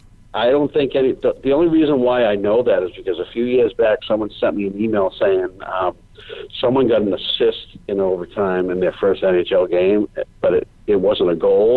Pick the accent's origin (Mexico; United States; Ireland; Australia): United States; Weymouth, Massachusetts; I grew up in Weymouth. I mean, I had the whole town of Weymouth behind me.